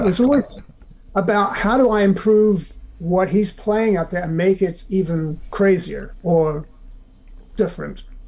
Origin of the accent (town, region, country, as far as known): South Africa; now in United States